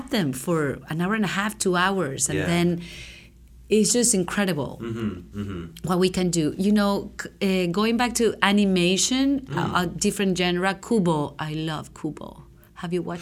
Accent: Venezuela; also born or lived in California; now in Hawaii, United States; growing up in Venezuela was amazing. I grew up in the city.

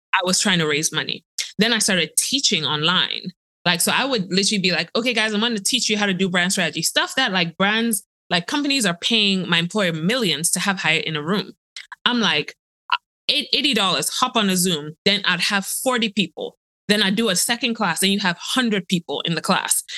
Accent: Ghana; I'm a girl from Ghana

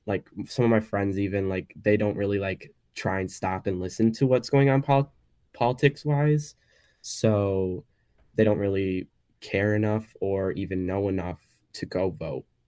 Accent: Wisconsin, United States; also born or lived in Illinois; growing up in Wisconsin

